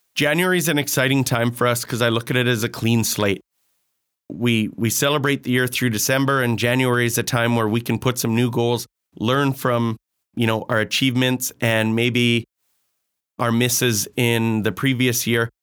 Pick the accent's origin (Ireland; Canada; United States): Canada; Grande Prairie, Alberta; born and raised in Grand Prairie.